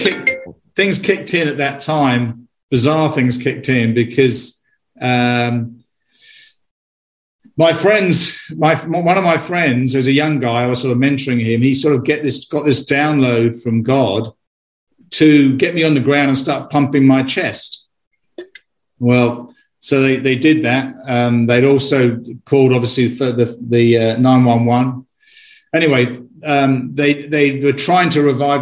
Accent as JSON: {"language": "English", "country": "United Kingdom", "also_born_or_lived": "London", "moved": "as an adult", "lives_now": "United States", "said": "I'm a Brit. You can probably tell from my accent, but I'm also an American citizen as well. I've lived in the US for 20 years"}